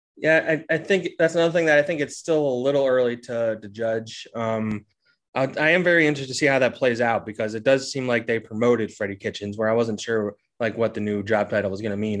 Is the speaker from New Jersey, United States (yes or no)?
yes; New Jersey, United States; I grew up in South Jersey.